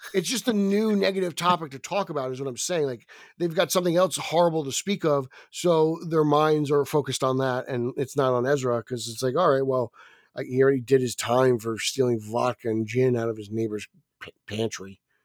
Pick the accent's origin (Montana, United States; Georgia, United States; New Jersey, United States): New Jersey, United States; accent: Jersey; it's my Jersey accent